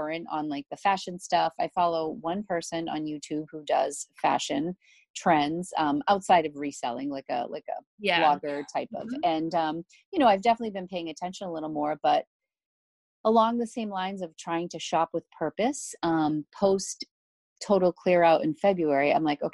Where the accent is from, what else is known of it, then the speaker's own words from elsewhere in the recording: Northeast, United States; we're from the Northeast.